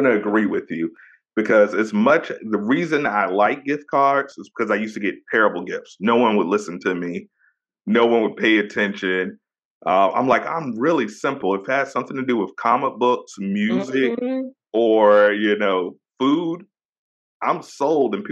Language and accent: English; Virginia, United States; I'm born and raised in VA.